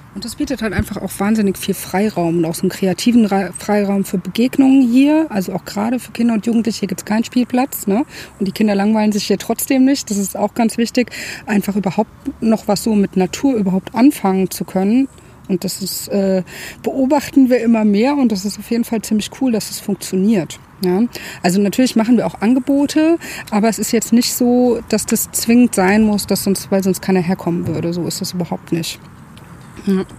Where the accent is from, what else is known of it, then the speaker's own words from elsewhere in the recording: Frankfurt am Main, Hesse, Germany; moved away as an adult; also born or lived in Baltic Sea coast; now in Darmstadt, Germany; ich komme eigentlich aus Frankfurt, habe an der Ostsee gelebt zu der Zeit